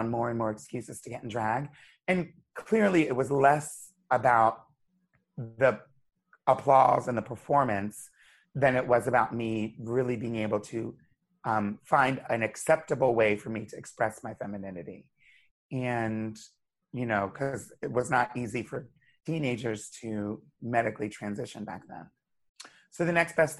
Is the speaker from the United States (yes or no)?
yes; Wilmington, Delaware, United States; moved away as an adult; also born or lived in Hershey, Pennsylvania; now in New York City, United States; I grew up in Wilmington, Delaware